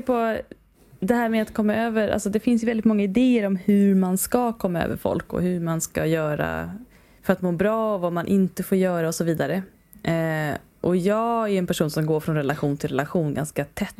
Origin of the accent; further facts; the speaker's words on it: Sweden; som svensk